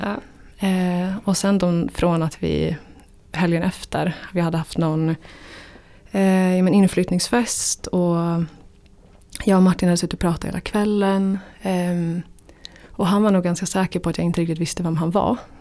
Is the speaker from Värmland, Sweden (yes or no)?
no; Jämtland, Sweden; moved away; Jämtland där jag kommer ifrån